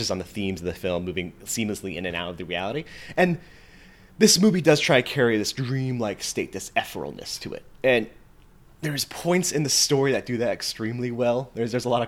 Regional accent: Western Nevada, United States; I grew up in Western Nevada

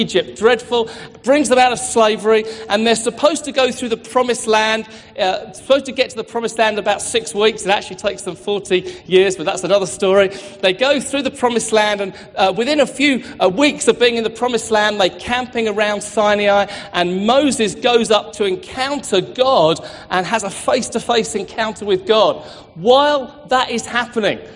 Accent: Hastings, South East England, United Kingdom; now in Manchester, United Kingdom; I live in Manchester, but I'm from Hastings

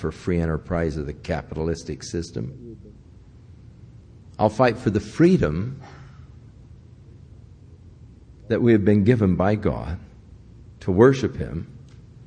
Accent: United States; I'm from the U.S.

